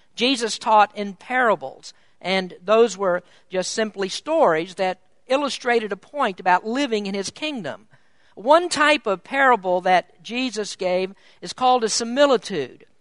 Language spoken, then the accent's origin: English; Kentucky, United States; moved away as an adult; I was born in Kentucky, and until 12 years ago, I lived my entire, entire life in the Bible Belt